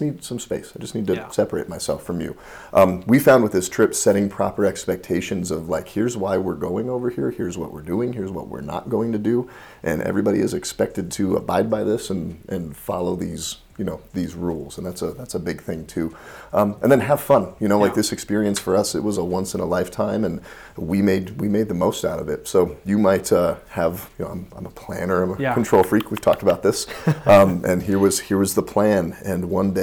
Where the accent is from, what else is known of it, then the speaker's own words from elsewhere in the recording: United States; I'm American